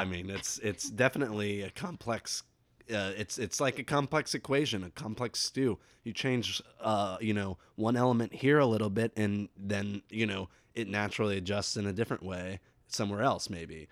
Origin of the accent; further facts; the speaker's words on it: near Saint Henry, Ohio, United States; twenty or so miles from my hometown